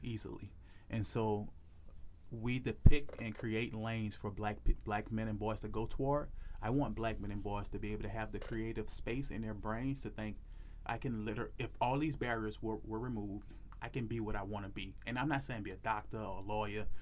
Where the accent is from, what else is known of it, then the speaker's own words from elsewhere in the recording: New Orleans, Louisiana, United States; I'm from New Orleans